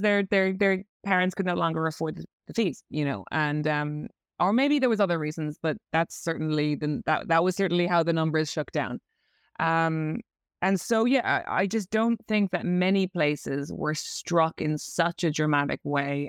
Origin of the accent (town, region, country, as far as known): Ireland; accent: Irish; moved away as an adult; also born or lived in London